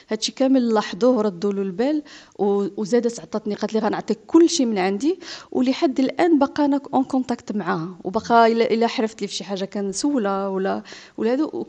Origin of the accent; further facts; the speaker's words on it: Morocco; آه باني جيت من المغرب وخلص ديك الثمن غير على ثلاث ايام